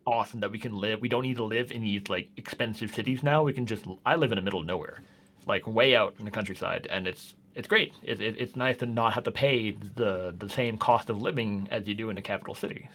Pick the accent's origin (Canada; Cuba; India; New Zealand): Canada; moved away as an adult; now in Norway; I'm Canadian